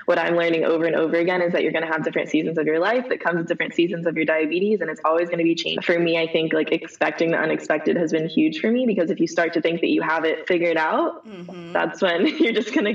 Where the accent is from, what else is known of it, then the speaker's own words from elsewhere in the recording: Dallas, Texas, United States; also born or lived in Los Angeles, California; now in Austin, United States; Yeah, so I am originally from Dallas, Texas. I actually live in Austin